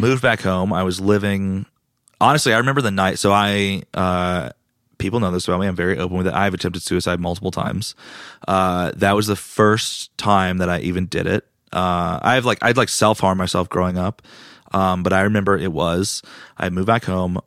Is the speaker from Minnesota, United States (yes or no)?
no; Raleigh, North Carolina, United States; also born or lived in Greenville, North Carolina; I was born and raised in Raleigh